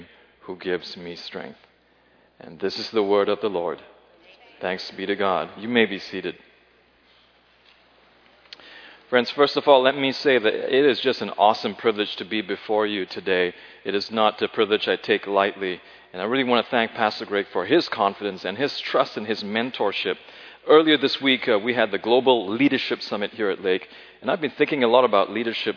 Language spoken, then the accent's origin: English; Singapore; moved away; my time growing up in Singapore